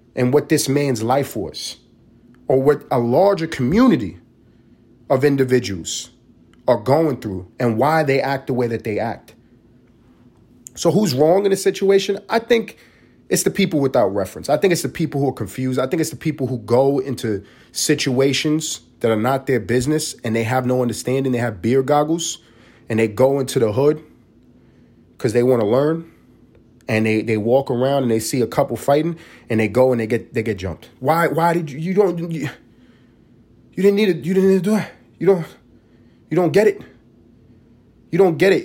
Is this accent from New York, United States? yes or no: yes; New York City, New York, United States; moved away as an adult; also born or lived in Los Angeles; now in Atlanta, United States; I grew up in East Harlem